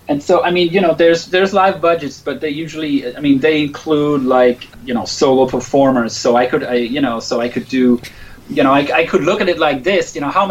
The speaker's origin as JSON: {"language": "English", "area": "right outside Copenhagen", "region": "Capital Region of Denmark", "country": "Denmark", "tie": "born or raised there", "said": "I grew up in Denmark right outside Copenhagen"}